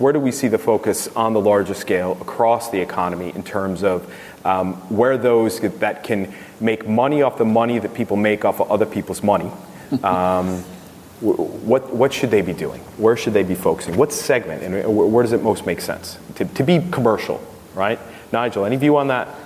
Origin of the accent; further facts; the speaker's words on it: United States; accent: American; moved away; I have a U.S. citizenship still. As you can tell by my accent